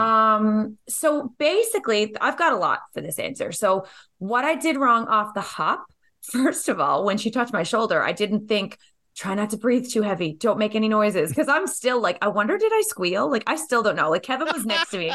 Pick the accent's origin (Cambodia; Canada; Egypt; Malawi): Canada; growing up in Canada